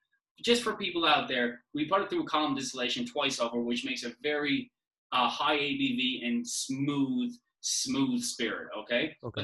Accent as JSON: {"language": "English", "town": "St. John's", "region": "Newfoundland and Labrador", "country": "Canada", "tie": "born or raised there", "said": "we go to St. John's, Newfoundland, my hometown"}